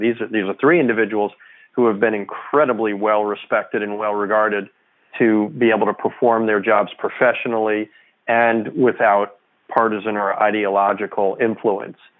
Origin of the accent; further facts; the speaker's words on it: New York, United States; now in Washington, D.C., United States; I'm a New Yorker